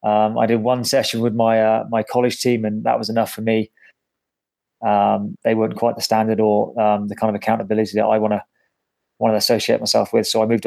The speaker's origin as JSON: {"language": "English", "town": "Bath", "region": "South West England", "country": "United Kingdom", "tie": "born or raised there", "also_born_or_lived": "Bristol / Exeter", "moved": "as an adult", "lives_now": "United States", "said": "Yeah, I was born in Bristol, like 10 minutes away, and then basically bred in Bath. Went to school in Bath, did everything in Bath, played for Bath growing up, and then went to Exeter University and then moved over here for my grad work and for the last 18 years of my life."}